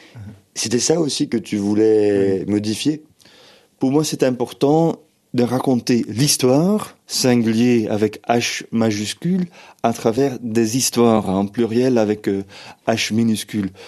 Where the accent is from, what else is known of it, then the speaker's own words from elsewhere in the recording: Flanders, Belgium; first language Dutch; French is a second language; now in Brussels, Belgium; moi, je suis flamand, je suis belge d'expression euh, néerlandophone, et je viens d'une région où